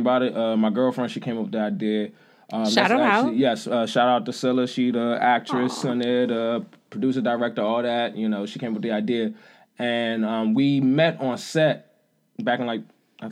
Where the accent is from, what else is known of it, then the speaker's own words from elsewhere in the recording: Clinton, Maryland, United States; moved away as an adult; now in New York, United States; From Maryland. I'm from Prince George's County, Clinton.